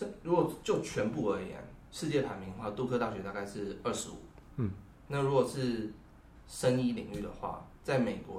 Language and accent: Chinese; Taiwan; 我是台湾人，